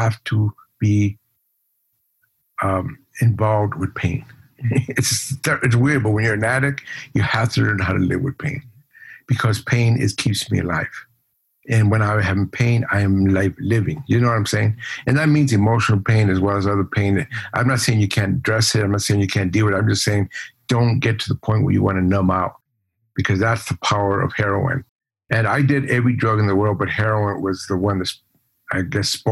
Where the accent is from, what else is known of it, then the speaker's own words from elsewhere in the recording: Los Angeles, California, United States; also born or lived in El Paso, Texas / Ciudad Juarez, Mexico; I grew up in Watts, went to East